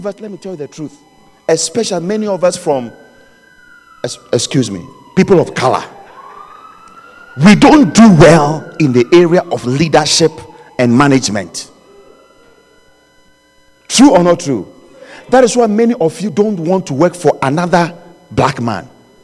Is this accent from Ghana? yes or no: yes; Ghana; where I was born in Ghana, we used to have chickens